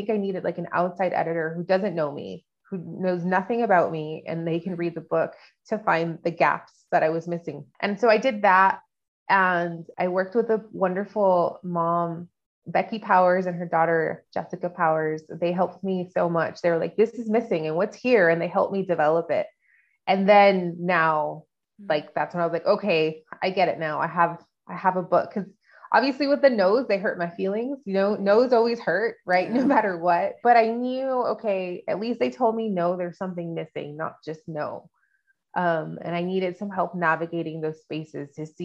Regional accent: El Paso, Texas, United States; moved away as an adult; Growing up in El Paso, I found when I moved away was very unique because of the duality of growing up here

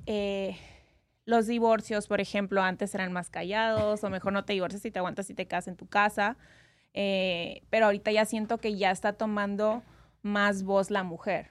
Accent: Hermosillo, Sonora, Mexico; now in Las Vegas, United States; Yo soy de Sonora, México. Hermosillo.

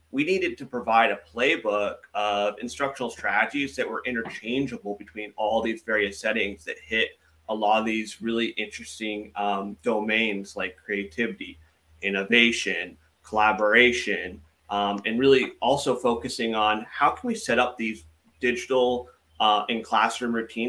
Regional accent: San Diego, California, United States; I'm from San Diego, California

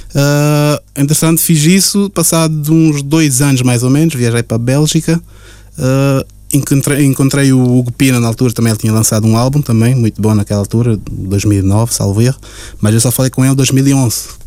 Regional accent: Portugal; also born or lived in Cape Verde; now in Luxembourg; eu nasci em Portugal, mas entretanto cheguei a viver em Cabo Verde também 4 anos. 4 uhum. a 5 anos, uh, na minha infância mesmo. Dos 4, salvei até os 8, 9 anos mais ou menos

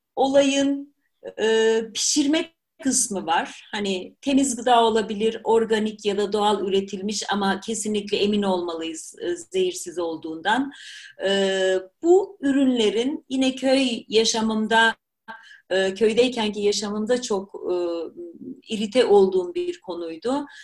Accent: Black Sea Region, Turkey; moved away; also born or lived in Germany; Karadenizliyim sonuçta.

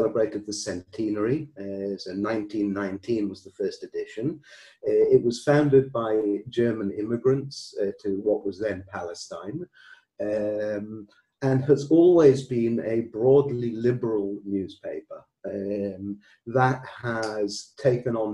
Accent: Newcastle, North East England, United Kingdom; moved away as an adult; now in Israel; I was born in Newcastle. And I came to Israel to study in when I was 18, straight after A-levels

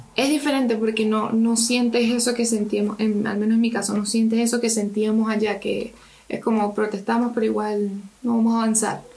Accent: Venezuela; now in Chile; la generación que huyó de Venezuela

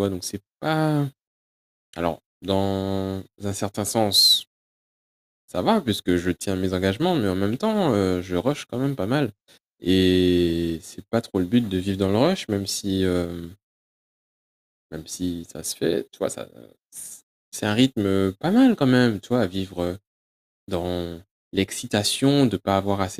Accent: United Kingdom; accent: English; French is a second language; c'est mon accent, Je suis obligé de vous expliquer comment ça s'écrit parce que l'accent anglais Peut-être que vous ne l'avez pas tous

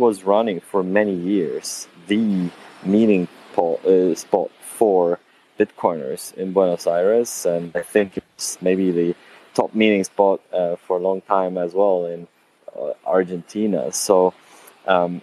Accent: Sweden; moved away; I'm from Sweden, but I don't live there anymore

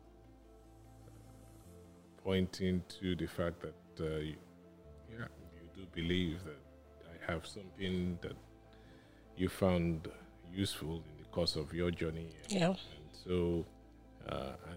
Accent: Nigeria; also born or lived in Lagos, Nigeria / England / Ibadan, Nigeria; I grew up in Lagos, started some formative years in England, and then Ibadan, on arriving back in Nigeria in 1971

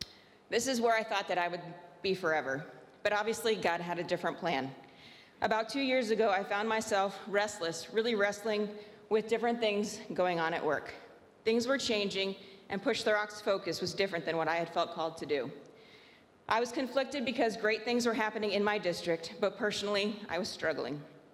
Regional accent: Venezuela; I am an MK born and raised in Venezuela. I had the privilege of being raised at a boarding school as a staff kid, a dorm parent kid, and also a dorm student.

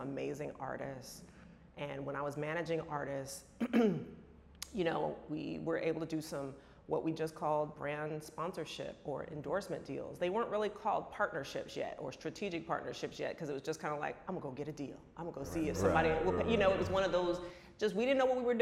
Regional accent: San Francisco, California, United States; moved away; also born or lived in New York / Los Angeles; I was born here in New York, but I was raised in San Francisco, so I'm a California girl.

